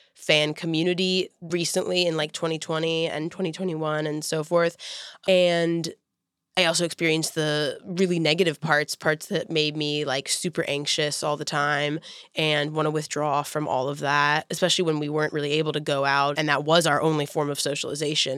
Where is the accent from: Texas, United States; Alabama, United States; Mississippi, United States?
Texas, United States; Houston; moved away; I was from Houston, and I felt like I could connect with people that were like from all over.